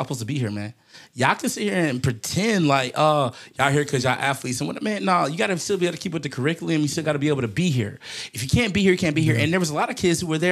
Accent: United States; I am an American

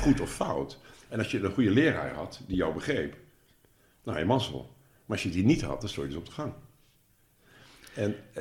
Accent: Nijmegen, Gelderland, Netherlands; moved away as an adult; now in Achterhoek, Netherlands; Ik, ik ben, ik ben eh, van Nijmegen

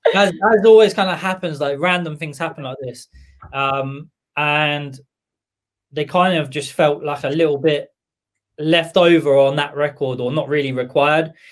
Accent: Camberley, South East England, United Kingdom; moved away as an adult; also born or lived in Bournemouth / Watford / Milton Keynes; now in Aylesbury, United Kingdom; born in Camberley

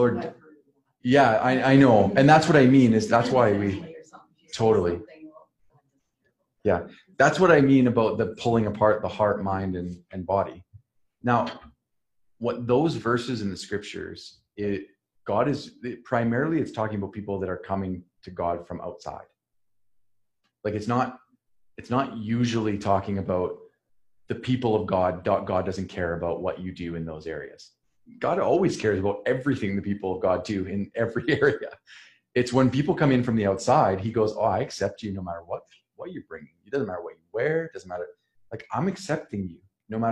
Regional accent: Saskatchewan, Canada; moved away; almost no Mennonites around where I grew up in Saskatchewan

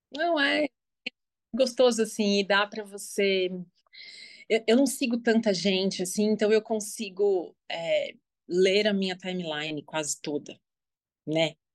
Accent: São Paulo, Brazil; eu sou de São Paulo, tenho 42 anos

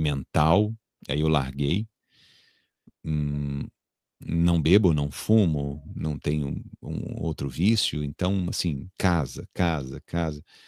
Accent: São Paulo, Brazil; moved away as an adult; eu sou natural de São Paulo, então eu vivi até meus 23, 20 e poucos anos em São Paulo

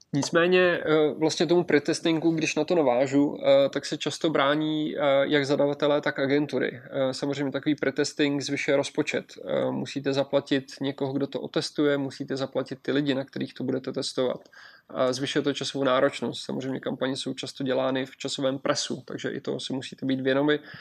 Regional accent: Czechia; my jako Češi

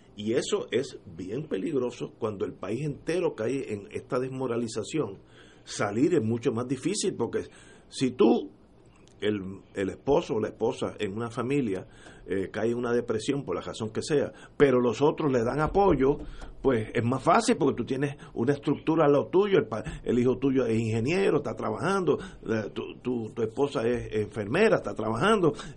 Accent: Puerto Rico; como puertorriqueño

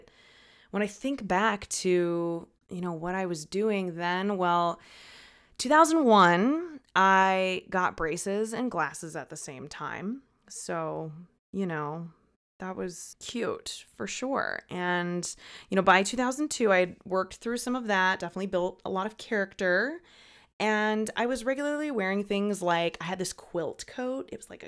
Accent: Midwest, United States; I went to the beach and the ocean for the first time because, you know, I grew up landlocked here in the Midwest.

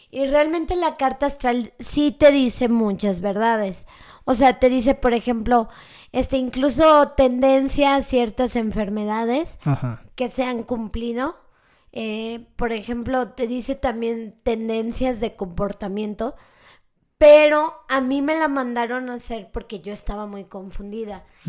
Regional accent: Mexico; los mexicanos y los latinos tenemos mucho este pensamiento mágico

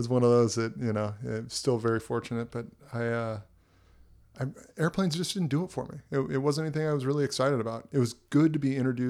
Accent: Camarillo, California, United States; also born or lived in Oahu, Hawaii; So I was born and raised in Hawaii. On Oahu. And basically at a very young age, moved back to LA County, Ventura County. Grew up in Camarillo, went to Camarillo High School

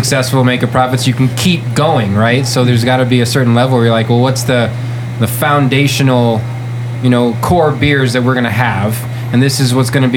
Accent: Nebraska, United States; moved away; I grew up in Nebraska, Midwest, my whole life

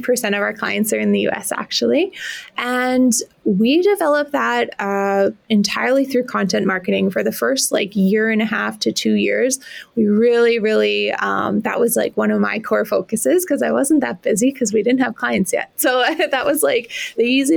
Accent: Regina, Saskatchewan, Canada; moved away as an adult; also born or lived in Toronto; born and raised in Regina, my family's here.

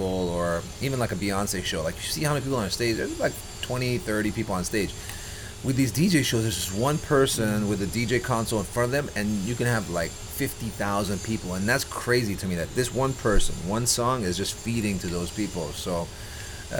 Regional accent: Dubai, United Arab Emirates; born and raised Dubai. I'm from Dubai

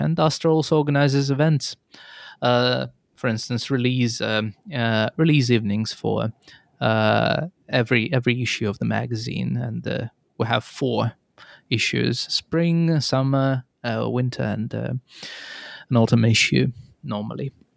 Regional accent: Nizhny Novgorod, Nizhny Novgorod Oblast, Russia; moved away as an adult; now in Tampere, Finland; I come originally from Russia, Nizhninovgrad

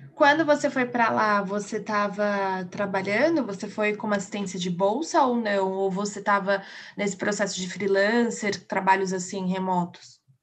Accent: São Paulo, Brazil; eu sou de São Paulo

